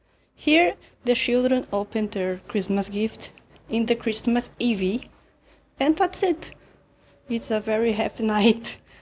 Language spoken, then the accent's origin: English; Rio Grande do Sul, Brazil; from Brazil, Rio Grande do Sul.